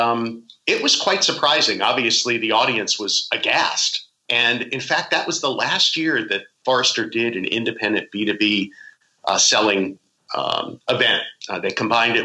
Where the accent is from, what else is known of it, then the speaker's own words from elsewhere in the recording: Islip, New York, United States; I grew up in Long Island, New York, way out on the island. Well, not too far out, in Islip.